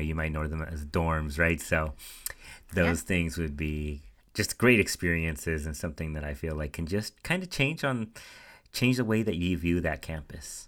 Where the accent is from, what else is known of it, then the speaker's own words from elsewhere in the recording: Central Valley, California, United States; moved away as an adult; also born or lived in Santa Barbara; I was coming from the Central Valley where we had a diverse uh, population